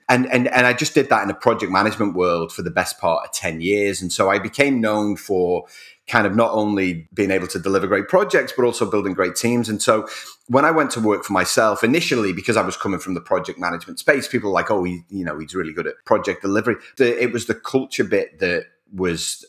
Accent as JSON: {"language": "English", "town": "Rainhill", "region": "North West England", "country": "United Kingdom", "tie": "born or raised there", "also_born_or_lived": "Whiston", "said": "I was born in Wiston Hospital. Wiston is a suburb of Liverpool. It's east of Liverpool. It's about 8 miles away. And I grew up in a little village called Rain Hill."}